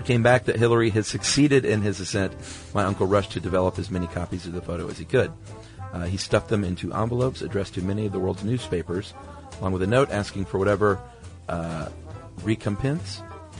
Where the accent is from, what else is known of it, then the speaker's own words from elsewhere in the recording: Canada; born there; I was born in Canada, but my mother and her family are all from New Zealand.